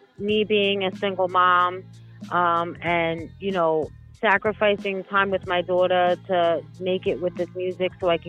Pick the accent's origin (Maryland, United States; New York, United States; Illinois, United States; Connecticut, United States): New York, United States; New York City; accent: New York; also born or lived in Queens / Long Island; I was born in Brooklyn. I've lived in Queens. I've lived on Long Island.